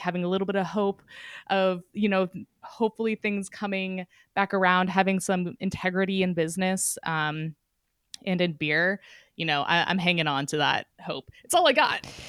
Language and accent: English; Petaluma, California, United States; I grew up in Petaluma, just north of San Francisco.